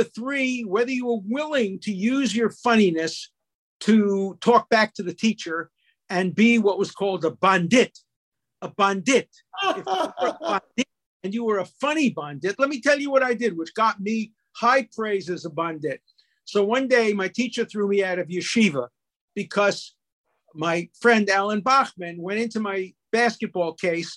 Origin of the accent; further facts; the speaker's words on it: New York City, New York, United States; I had a good youth in Borough Park in Brooklyn.